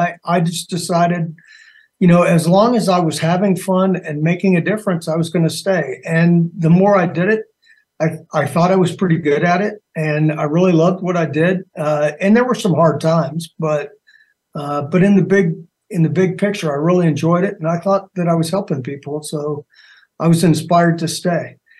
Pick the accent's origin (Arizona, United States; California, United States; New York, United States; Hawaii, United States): Arizona, United States; also born or lived in Germany; I was born actually in Germany. I consider Arizona home, but, you know, being a military family, we lived all over the place.